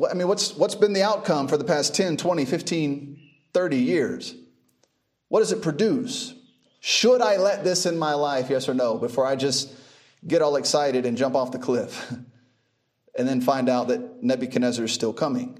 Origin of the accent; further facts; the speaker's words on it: United States; now in Uganda; I was just born there